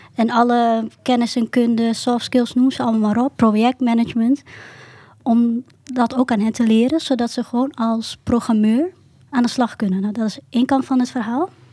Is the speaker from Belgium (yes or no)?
no; Southeast Drenthe, Netherlands; ik kom ook uit Zuidoost-Drenthe